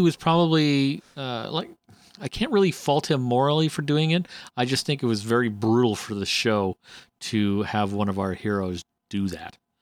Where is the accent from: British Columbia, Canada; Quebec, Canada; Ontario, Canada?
Ontario, Canada; Northern; I'm from Northern Ontario.